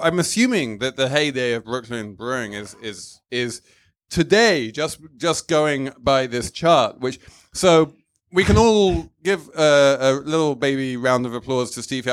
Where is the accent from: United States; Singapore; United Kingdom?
United Kingdom; England; as an Englishman